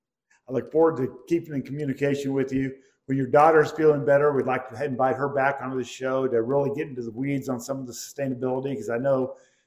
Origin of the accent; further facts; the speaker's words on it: Kansas, United States; now in Houston, United States; I'm from Kansas